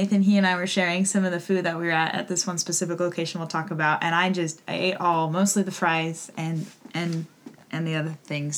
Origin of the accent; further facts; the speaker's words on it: Oregon, United States; also born or lived in Spokane, Washington; I was born in Spokane, Washington, but raised here in Oregon, so I'm not a true Oregonian, but I came to Oregon State. This is my last year, so I came to Oregon State in 2015